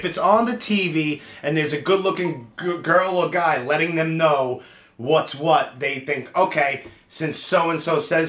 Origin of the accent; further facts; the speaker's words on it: New York City, New York, United States; also born or lived in Bath Beach, Brooklyn; I grew up in Canarsie, where it was just like Irish and Italian back in the 70s and 80s.